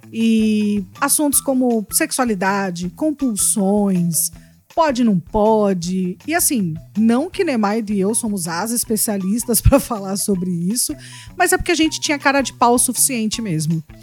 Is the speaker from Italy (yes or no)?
no; United States; Então, eu sou americana, mas não tô vivendo esse sonho, né, gente?